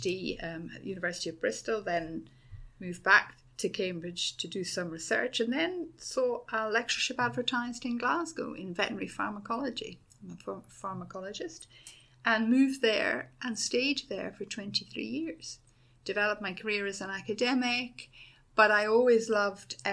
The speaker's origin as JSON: {"language": "English", "town": "Dublin", "region": "Leinster", "country": "Ireland", "tie": "born or raised there", "also_born_or_lived": "Oxfordshire, England", "moved": "as an adult", "lives_now": "Edinburgh, United Kingdom", "said": "I was born and grew up in Dublin"}